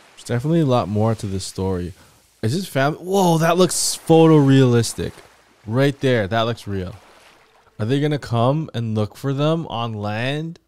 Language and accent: English; Canada; I'm from Canada